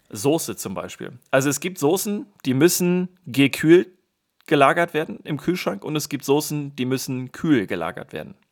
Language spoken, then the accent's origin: German; Germany; als Deutscher